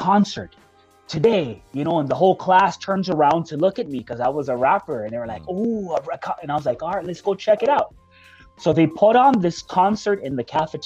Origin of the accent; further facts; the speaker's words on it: Hawthorne, California, United States; I'm from Hawthorne, everybody was gangbanging back then.